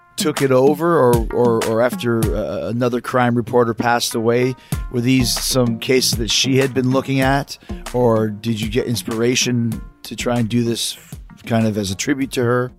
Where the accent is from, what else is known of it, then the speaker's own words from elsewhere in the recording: Canada; moved away; I'm from Canada, and I wasn't living there at the time